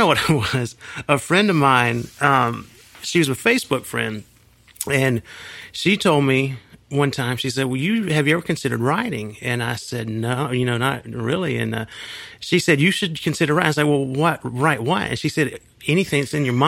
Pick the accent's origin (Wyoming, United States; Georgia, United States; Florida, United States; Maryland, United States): Georgia, United States; Union City; also born or lived in Coweta County, Georgia; I grew up in Union City, which is south of Atlanta